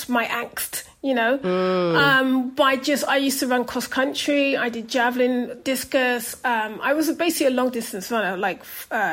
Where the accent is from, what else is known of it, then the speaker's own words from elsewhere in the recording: London, United Kingdom; also born or lived in Jamaica; I was a kid from Brixton